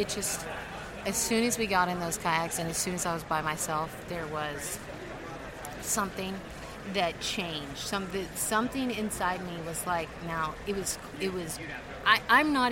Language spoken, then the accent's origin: English; Nebraska, United States; I'm from Nebraska, so I mean it's kind of a quiet place.